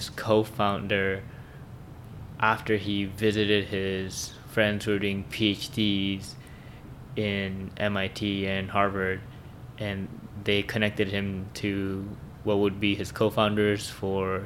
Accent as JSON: {"language": "English", "town": "Vancouver", "region": "British Columbia", "country": "Canada", "tie": "born or raised there", "said": "we both, I think, grew up in Vancouver prior to university"}